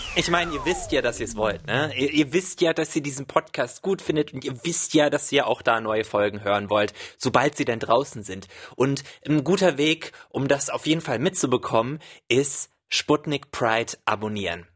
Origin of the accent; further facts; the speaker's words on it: Rhine-Main area, Germany; moved away; Ich komme aus dem Rhein-Main-Gebiet ursprünglich